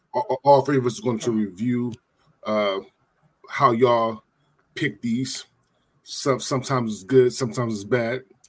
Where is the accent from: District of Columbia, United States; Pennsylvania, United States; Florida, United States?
Pennsylvania, United States; Philadelphia; I grew up in Philly